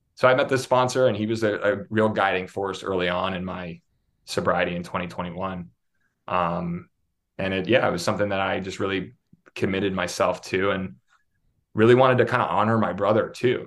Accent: Pittsburgh, Pennsylvania, United States; moved away as an adult; also born or lived in Syracuse, New York / Los Angeles / New York City; I grew up in Pittsburgh, Pennsylvania

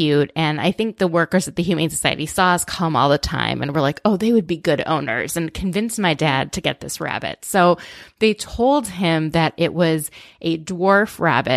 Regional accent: outside of Minneapolis, Minnesota, United States; I grew up in outside of Minneapolis

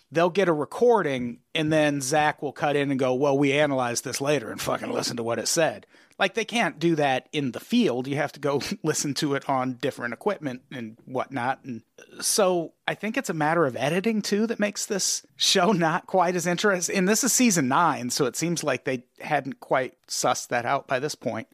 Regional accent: Peoria, Illinois, United States; growing up in Peoria

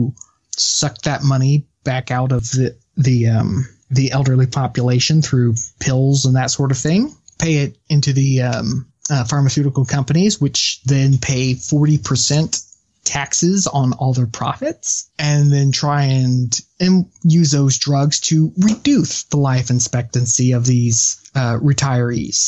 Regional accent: United States; as an American

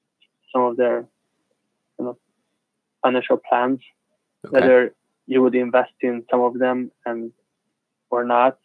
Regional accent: Budapest, Hungary; No, I'm from Budapest.

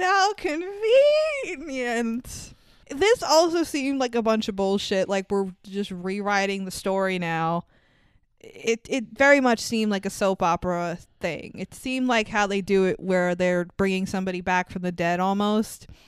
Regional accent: New York, United States; I'm a New Yorker

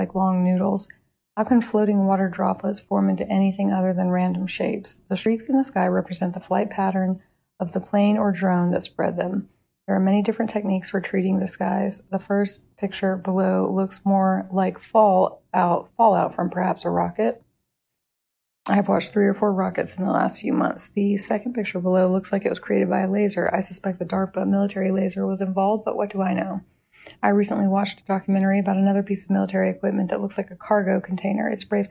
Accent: Dworshak Reservoir area, Idaho, United States; My hometown resides in a deep valley that is adjacent to the Dwarshak Reservoir

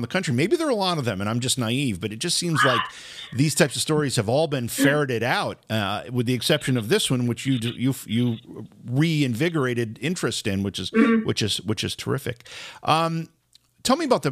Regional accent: Oneonta, New York, United States; growing up in Oneonta

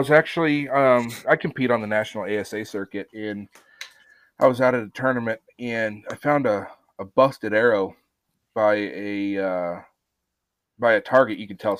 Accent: Apache Junction, Arizona, United States; Well, so I grew up in Arizona, out in the deserts, in Apache Junction, Arizona.

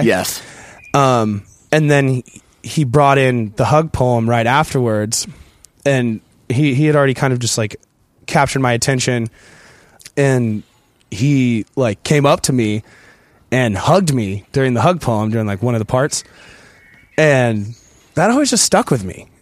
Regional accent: San Diego, California, United States; my hometown, San Diego

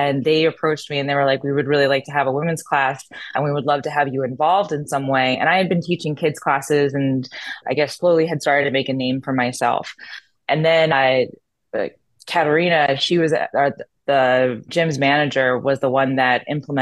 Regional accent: Philadelphia, Pennsylvania, United States; accent: Philly; also born or lived in New Jersey; I'm from Philadelphia. Well, New Jersey and then Philadelphia. Little accent on Philly

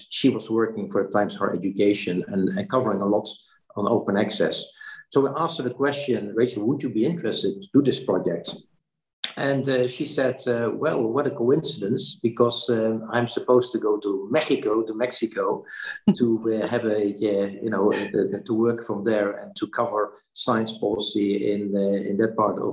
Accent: Netherlands; also born or lived in Brussels; went back to the Netherlands, my home country

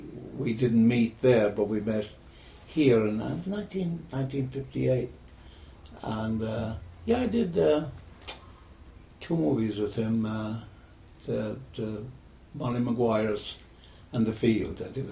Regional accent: United States; born there; I was born in America.

